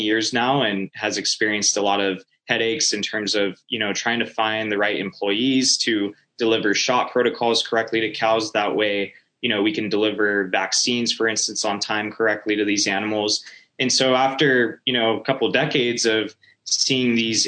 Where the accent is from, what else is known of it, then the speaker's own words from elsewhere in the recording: Norco, California, United States; moved away as an adult; I'm originally from Norco, California, which is a small city in Southern California. And so basically grew up there